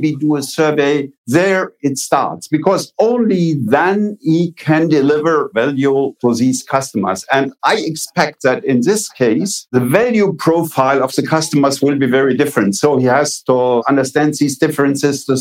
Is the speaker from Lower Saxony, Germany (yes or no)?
no; Eifel region, Rhineland-Palatinate, Germany; I am coming from a small village, grew up on a farm, and I grew up in the Middle Ages. 1950 in the Eifel region of Germany was the Middle Ages.